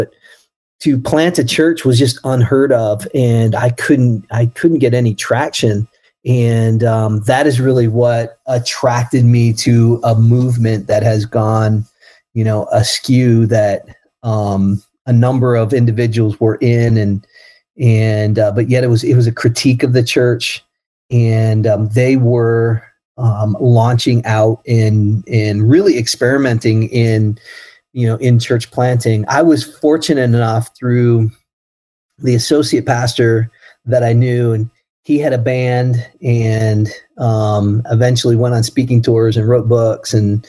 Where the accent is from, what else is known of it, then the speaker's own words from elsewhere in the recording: East Coast, United States; growing up on the East Coast and in neighborhoods, there's quite a bit of diversity.